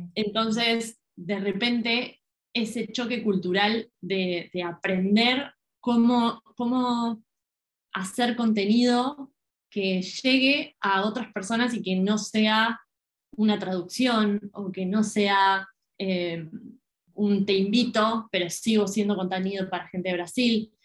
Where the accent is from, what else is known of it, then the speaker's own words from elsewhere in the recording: Argentina; siendo argentina